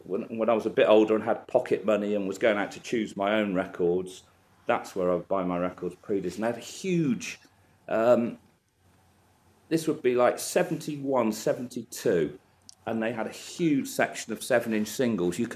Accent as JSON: {"language": "English", "town": "Cheltenham", "region": "South West England", "country": "United Kingdom", "tie": "born or raised there", "said": "As a child, well, I grew up in Cheltenham"}